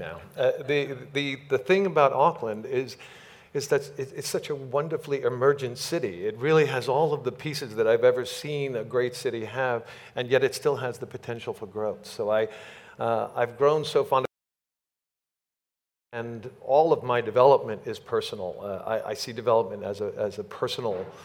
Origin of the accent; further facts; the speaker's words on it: New York, United States; now in Los Angeles, United States; I was born in Manhattan, in New York, and was moved immediately out to the suburbs